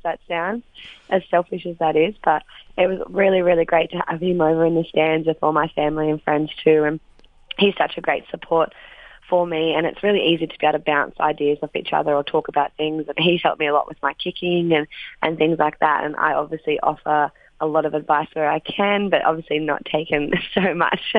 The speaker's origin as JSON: {"language": "English", "town": "Wagga Wagga", "region": "New South Wales", "country": "Australia", "tie": "born or raised there", "moved": "yes", "said": "my hometown Wagga"}